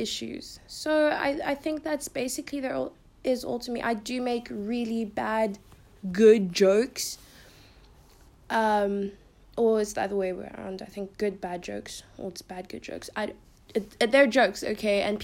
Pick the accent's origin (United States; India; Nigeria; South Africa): South Africa; Pretoria, Gauteng; I'm from South Africa. I live in Pretoria, Queenswood.